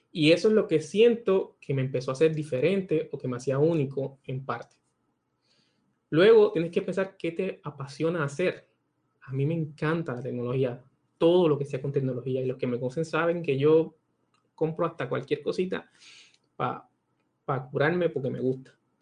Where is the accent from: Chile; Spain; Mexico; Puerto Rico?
Puerto Rico; Barceloneta; moved away as an adult; also born or lived in Mayagüez, Puerto Rico / San Juan, Puerto Rico / Pennsylvania / Florida; now in Panama; yo nací y me crié en Puerto Rico, eh, principalmente en Barceloneta